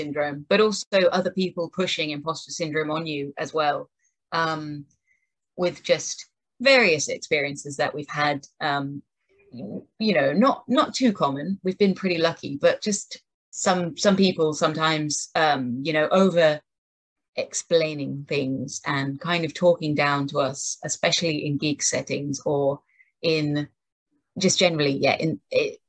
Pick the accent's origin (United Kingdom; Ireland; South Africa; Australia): United Kingdom; King's Lynn, East of England; We grew up together in Kings Lynn, and it was a very small music scene